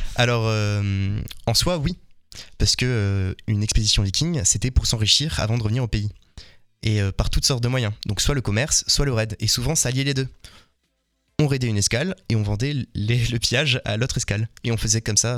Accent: France; nous en tant que Français

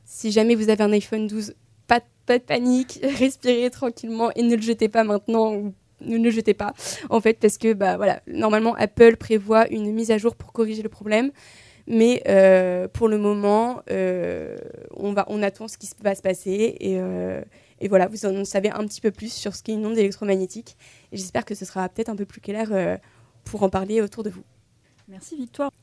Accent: Tours, Centre-Val de Loire, France; je viens euh, de Tours, euh, donc voilà, petit retour aux sources

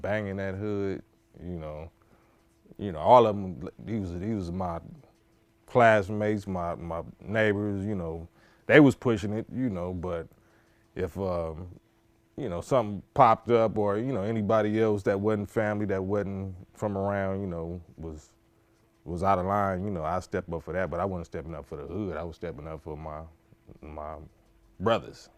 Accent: Compton, California, United States; also born or lived in Watts / Willowbrook; I grew up in Compton and Watts. I grew up in Willowbrook, a little district between Compton and Watts called Willowbrook

